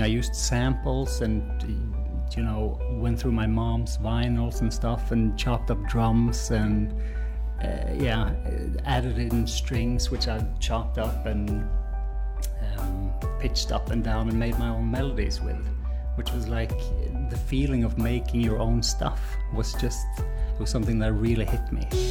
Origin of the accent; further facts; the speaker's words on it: Norway; I'm a musician from Norway.